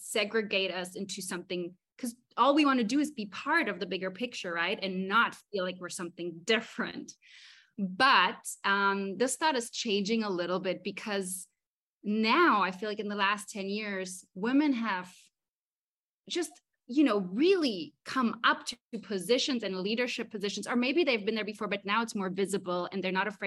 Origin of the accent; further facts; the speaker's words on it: Mallorca, Balearic Islands, Spain; moved away as an adult; also born or lived in Berlin; now in Los Angeles, United States; I was born in Berlin, but I grew up in Mallorca, so it's my home.